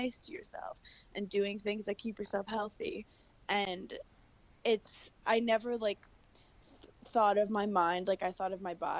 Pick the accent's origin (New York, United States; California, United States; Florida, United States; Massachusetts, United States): New York, United States; New York City; also born or lived in Wisconsin; I'm from Brooklyn, New York, originally